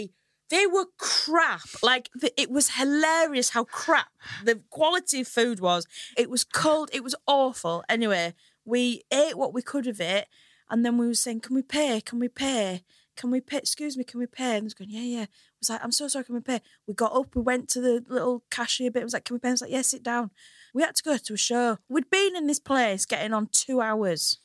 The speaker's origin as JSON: {"language": "English", "town": "Hull", "region": "Yorkshire and the Humber", "country": "United Kingdom", "moved": "yes", "lives_now": "London, United Kingdom", "said": "I'm from a lovely little place called Hull"}